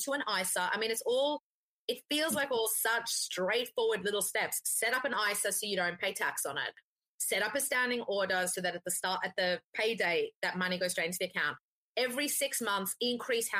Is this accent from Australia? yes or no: yes; Australia; I'm Australian, right? I grew up on avo toast